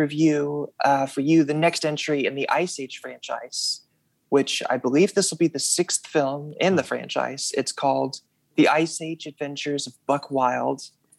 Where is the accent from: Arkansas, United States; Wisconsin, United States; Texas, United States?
Arkansas, United States; Russellville; now in Fayetteville, United States; when I was growing up in Russellville, Arkansas, and anime films came out, we didn't get to see them.